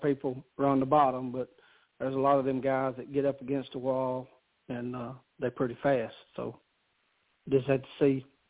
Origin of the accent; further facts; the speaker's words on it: the South, United States; I'm from the South, right?